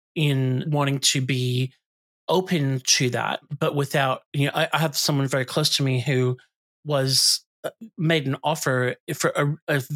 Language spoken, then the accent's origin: English; United States; now in Australia; I come from the US